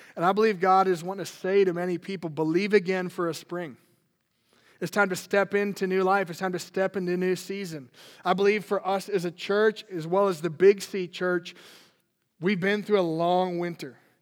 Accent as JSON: {"language": "English", "region": "Minnesota", "country": "United States", "tie": "born or raised there", "said": "I grew up in Minnesota"}